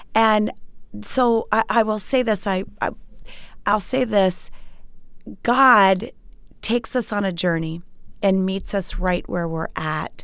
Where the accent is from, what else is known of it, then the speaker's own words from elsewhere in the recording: Montgomery County, Maryland, United States; moved away as an adult; I grew up in Montgomery County, Maryland